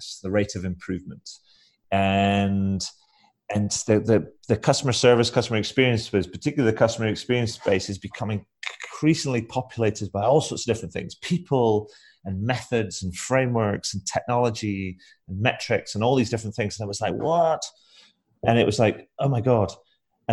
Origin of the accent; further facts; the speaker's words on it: Scotland, United Kingdom; now in Brighton, United Kingdom; Originally, I am from Scotland